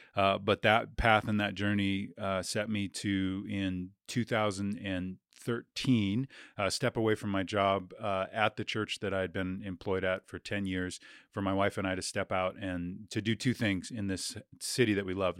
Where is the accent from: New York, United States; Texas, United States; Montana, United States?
Montana, United States; Billings; I was, uh, born and raised in Billings, Montana, never really left